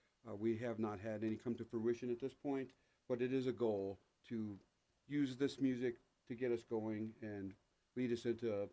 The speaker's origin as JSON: {"language": "English", "town": "Flat Creek", "region": "Tennessee", "country": "United States", "tie": "born or raised there", "said": "I grew up in Flat Creek, Tennessee."}